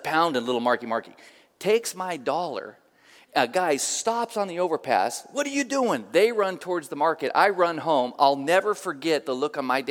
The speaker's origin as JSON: {"language": "English", "town": "Oakland", "region": "California", "country": "United States", "tie": "born or raised there", "said": "I grew up in Oakland, East 31st Street, by Highland Hospital."}